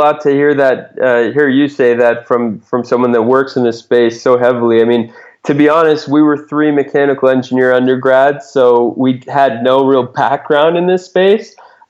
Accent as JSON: {"language": "English", "region": "New England", "country": "United States", "tie": "born or raised there", "said": "When I grew up in New England, a common small fish"}